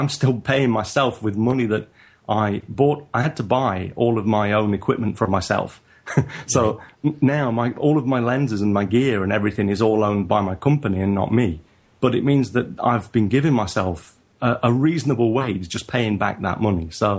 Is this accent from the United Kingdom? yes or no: yes; England, United Kingdom; now in Japan; So I'm a northerner in England and in Japan.